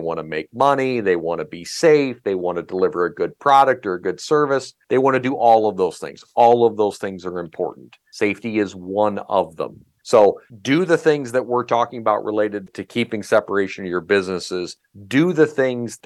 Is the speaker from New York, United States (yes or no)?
no; Iowa, United States; moved away as an adult; now in Minnesota, United States; I live in Minnesota, and I've almost lived in Minnesota longer than I lived in my home state of Iowa